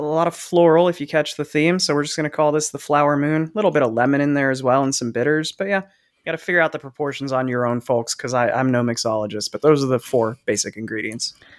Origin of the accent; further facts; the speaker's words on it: New Jersey, United States; growing up in Jersey